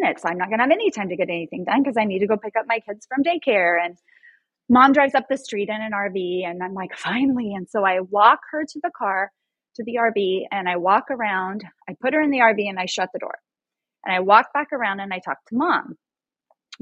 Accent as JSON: {"language": "English", "town": "Sumner", "region": "Nebraska", "country": "United States", "said": "I am from Nebraska, tiny town, Sumner"}